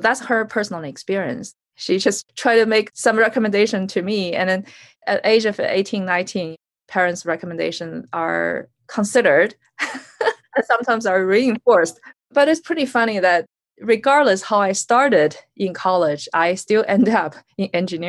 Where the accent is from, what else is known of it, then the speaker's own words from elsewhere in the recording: North China, China; also born or lived in Beijing; I was born in Beijing, and at the age of two, I started travel with my parents, different cities in North China.